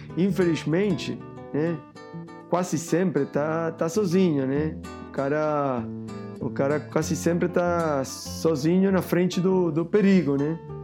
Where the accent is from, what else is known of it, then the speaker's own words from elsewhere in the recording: Uruguay; Portuguese is a second language; moved away as an adult; also born or lived in Barcelona, Spain; now in Rio de Janeiro, Brazil; Eu sou uruguaio, mas eu morei muitos anos lá em Barcelona, né? 15 anos